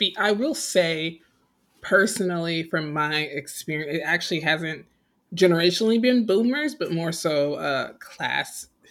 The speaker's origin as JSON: {"language": "English", "country": "United States"}